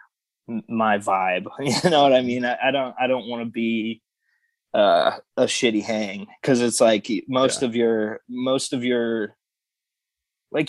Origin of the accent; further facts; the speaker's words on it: Nashville, Tennessee, United States; moved away as an adult; now in Indiana, United States; that's my hometown